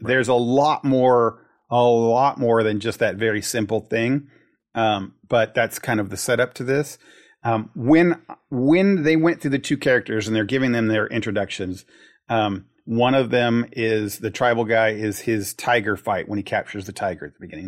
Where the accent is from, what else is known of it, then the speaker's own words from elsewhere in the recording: United States; As an American